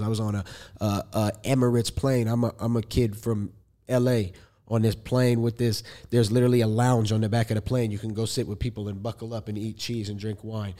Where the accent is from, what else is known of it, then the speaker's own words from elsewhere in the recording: Los Angeles, California, United States; I'm an artist from Los Angeles, California